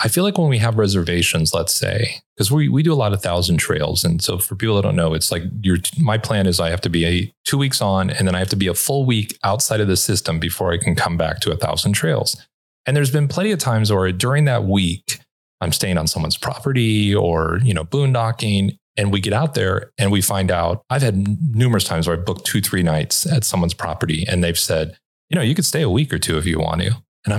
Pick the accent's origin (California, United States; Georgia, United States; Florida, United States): California, United States; Los Angeles; And look, I'm from Los Angeles. I locked everything for the first year.